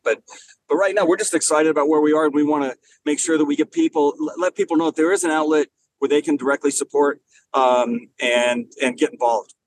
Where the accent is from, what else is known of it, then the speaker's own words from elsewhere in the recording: Los Angeles, California, United States; moved away; I grew up in Los Angeles, but my mom was from from the Denver area